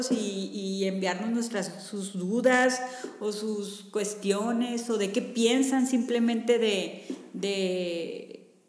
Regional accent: Sonora, Mexico; somos norteñas sonorenses. Sí, completamente.

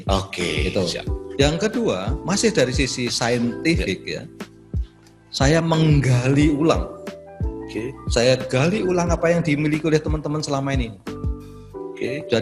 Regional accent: Malang, East Java, Indonesia; Meskipun saya orang Malang. Orang ya. Malang ya. KTP saya masih Malang.

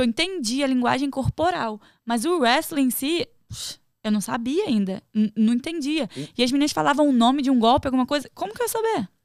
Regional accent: Rio de Janeiro, Brazil; moved away as an adult; now in United States; eu sou do Rio

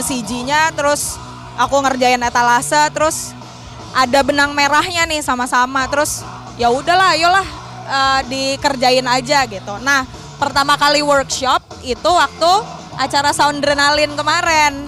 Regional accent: Jakarta, Indonesia; moved away as an adult; Kita berdua dari Jakarta

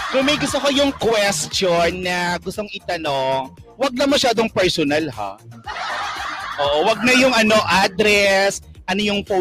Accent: Central Visayas, Philippines; Yes, taga Cebu ako.

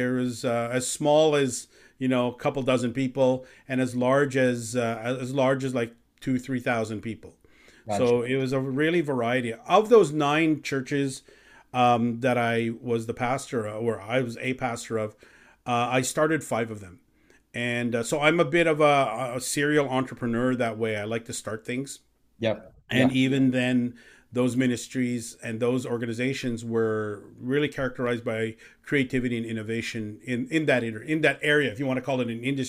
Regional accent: Canada; also born or lived in Chicago, United States / Philippines; I am Canadian, though. I actually grew up in Canada since I was 6 years old.

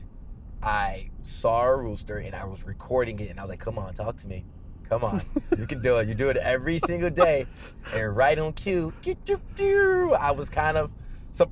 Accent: Nigeria; being from Nigeria

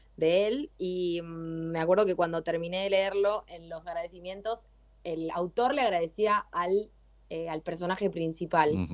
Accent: Adrogué, Buenos Aires Province, Argentina; Yo soy de Adrogué

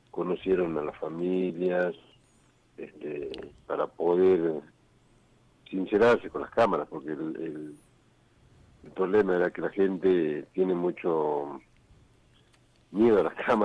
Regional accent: El Moreno, Jujuy, Argentina; yo nací en Moreno. Sí. Hice la primaria ahí en el pueblo.

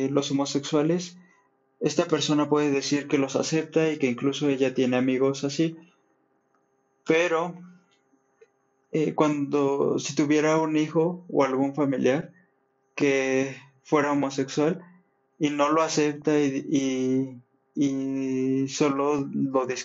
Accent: Mexico; considero que todos somos mexicanos

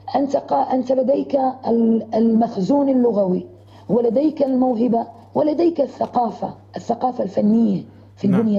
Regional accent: Deir ez-Zor, Deir ez-Zor Governorate, Syria; moved away as an adult; also born or lived in Damascus

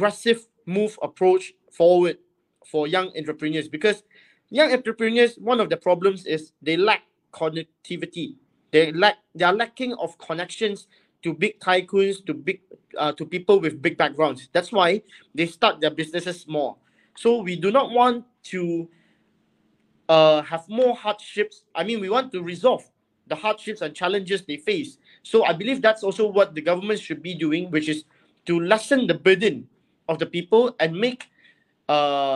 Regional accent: Kota Kinabalu, Sabah, Malaysia; the people of Luyang, of where the place I grew up and I was born

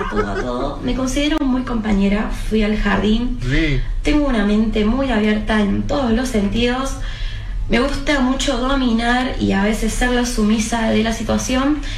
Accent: Córdoba, Argentina; Soy de Córdoba Capital. Tengo 21 años.

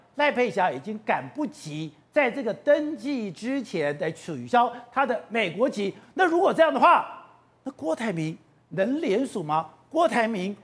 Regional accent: Taipei, Taiwan; 我小时候在通化街夜市长大

